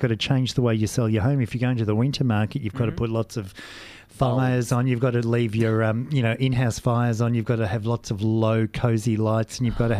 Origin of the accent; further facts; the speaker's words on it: Geelong, Victoria, Australia; Yes, I'm from Geelong.